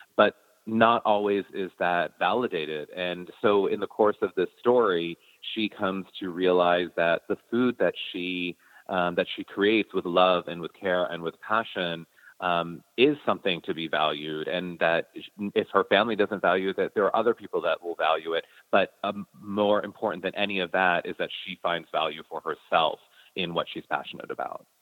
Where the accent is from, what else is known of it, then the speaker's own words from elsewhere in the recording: United States; the food that I grew up eating here in America